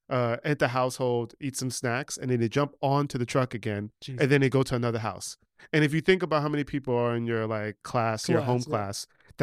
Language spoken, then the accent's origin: English; New York, United States; also born or lived in New Jersey; No, I grew up in New York. On the Upper West Side.